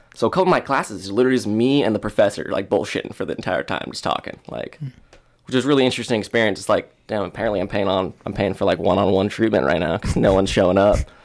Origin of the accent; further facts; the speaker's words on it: West Des Moines, Iowa, United States; I grew up over in West Des Moines